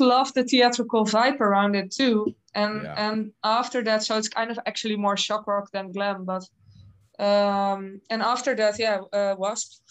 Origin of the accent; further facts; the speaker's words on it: Netherlands; I'm from the Netherlands